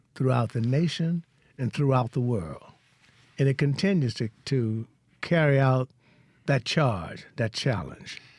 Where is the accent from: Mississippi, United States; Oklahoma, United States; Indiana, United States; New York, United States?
Mississippi, United States; Hollandale; moved away as an adult; also born or lived in Vicksburg, Mississippi / Boston, Massachusetts; I'm from Hollandale.